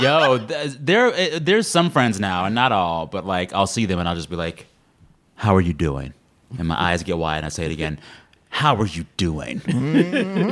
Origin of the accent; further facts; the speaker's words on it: Texas, United States; moved away; growing up in Texas, I was at my all black church several times a week